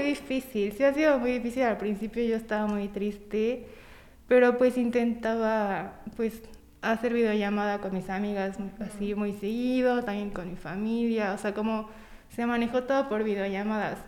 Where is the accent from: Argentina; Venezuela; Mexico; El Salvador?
Mexico; Tampico, Tamaulipas; now in Puebla, Mexico; soy de Tampico, Tamaulipas, pero ya tengo como 10 años viviendo en Puebla